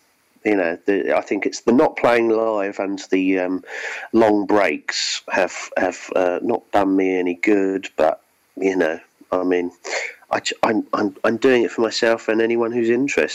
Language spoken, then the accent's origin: English; South of England, United Kingdom; I'm from the south of England